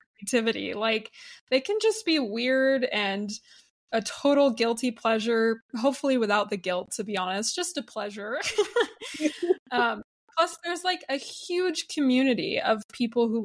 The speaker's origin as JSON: {"language": "English", "region": "Utah", "country": "United States", "tie": "born or raised there", "said": "growing up in Utah and being around that culture."}